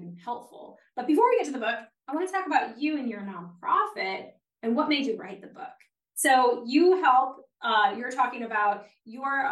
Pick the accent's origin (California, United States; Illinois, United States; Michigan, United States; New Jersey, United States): Michigan, United States; Detroit; moved away; I'm originally from Detroit area